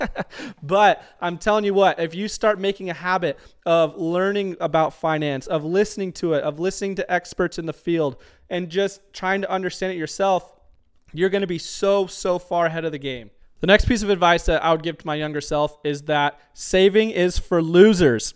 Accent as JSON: {"language": "English", "town": "Tucson", "region": "Arizona", "country": "United States", "tie": "born or raised there", "moved": "as an adult", "lives_now": "Auburn, United States", "said": "I'm originally from Tucson, Arizona. We lived in Tucson for about eighteen years"}